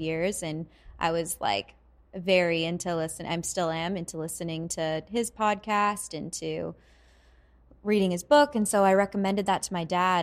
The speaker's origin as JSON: {"language": "English", "town": "Vancouver", "region": "British Columbia", "country": "Canada", "moved": "yes", "said": "I'm from Vancouver"}